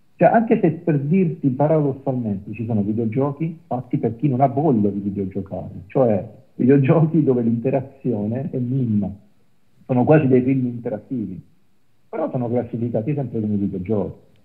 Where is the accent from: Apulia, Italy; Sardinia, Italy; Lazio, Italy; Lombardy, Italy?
Apulia, Italy; io sono pugliese